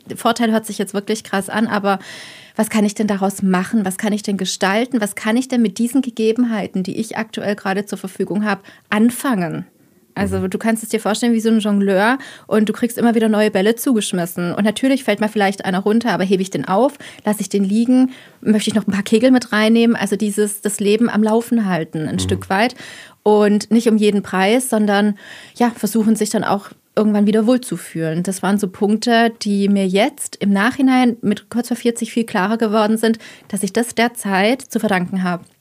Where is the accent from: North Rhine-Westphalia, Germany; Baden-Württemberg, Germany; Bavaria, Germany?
Baden-Württemberg, Germany; Heilbronn; moved away; also born or lived in Rhineland; komme gebürtig aus Heilbronn, habe bis heute immer noch eine Verbindung zu meiner Heimatstadt